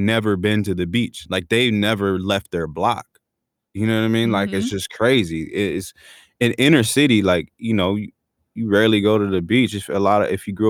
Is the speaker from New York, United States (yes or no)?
no; San Diego, California, United States; also born or lived in National City / Chula Vista / Los Angeles; I grew up born and raised in San Diego